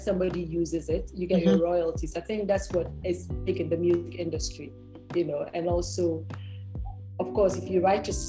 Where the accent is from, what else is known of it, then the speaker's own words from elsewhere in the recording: Ghana; also born or lived in Lagos, Nigeria; I'm Ghanaian